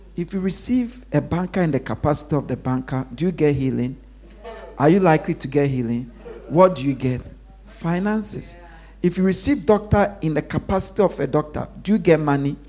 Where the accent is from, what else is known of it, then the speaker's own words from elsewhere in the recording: Ghana; moved away; when I was growing up in Ghana